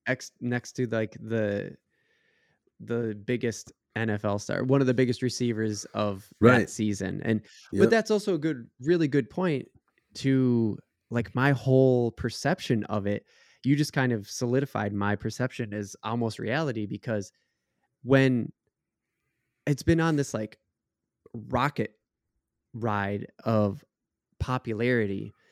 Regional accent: Minnesota, United States; Speaking for Minnesota teams, because that's you know what we do. We're from Minnesota.

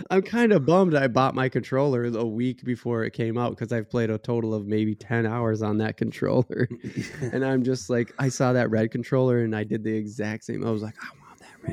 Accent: United States; as an American

